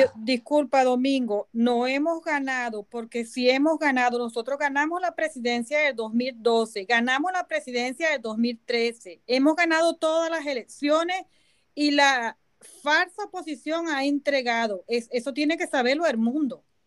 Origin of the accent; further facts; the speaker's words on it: Venezuela; moved away as an adult; now in London, United Kingdom; nosotros como venezolanos